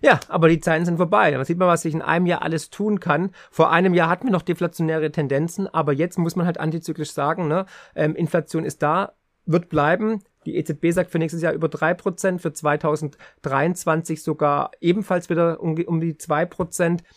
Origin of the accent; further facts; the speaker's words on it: Swabia, Germany; für mich als Schwabe